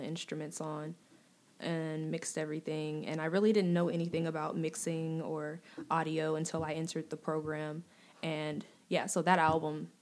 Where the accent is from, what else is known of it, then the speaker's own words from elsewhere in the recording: Kansas City, Kansas, United States; I'm born and raised in Kansas City. I grew up in Kansas City, Kansas, mm-hmm. Wyandotte County.